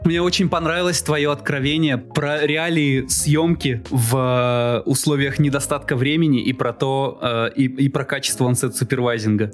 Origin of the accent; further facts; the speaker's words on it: Izhevsk, Udmurtia, Russia; moved away; я из Ижевска давно переехал